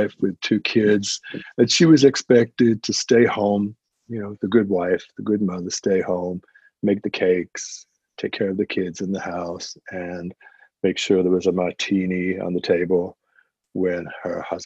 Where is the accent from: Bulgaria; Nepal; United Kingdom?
United Kingdom; England; as an Englishman, not growing up in the United States